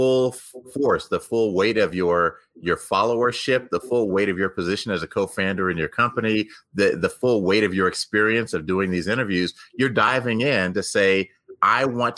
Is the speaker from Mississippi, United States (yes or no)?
no; Texas, United States; now in Denver, United States; After growing up in Texas, I've continued to stay here in Denver